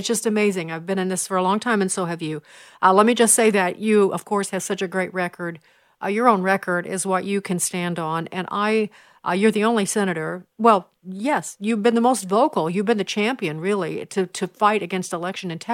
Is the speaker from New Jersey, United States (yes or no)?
no; Chicago, Illinois, United States; I'm a Chicagoan